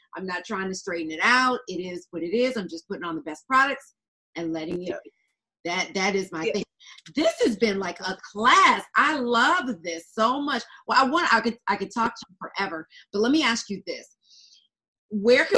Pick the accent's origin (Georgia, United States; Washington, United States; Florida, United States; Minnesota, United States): Georgia, United States; Atlanta; also born or lived in Harlem, New York; now in New York, United States; I live in New York now, but I used to live in Atlanta. I'm from Atlanta